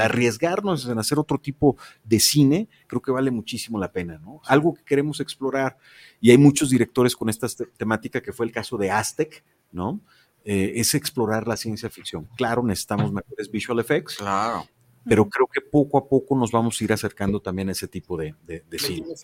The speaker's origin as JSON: {"language": "Spanish", "region": "Jalisco", "country": "Mexico", "said": "soy el primer jalisciense en hacer una película animada en este estado"}